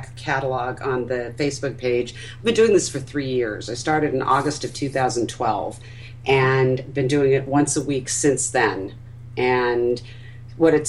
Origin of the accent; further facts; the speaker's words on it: Orange County, California, United States; I grew up in Orange County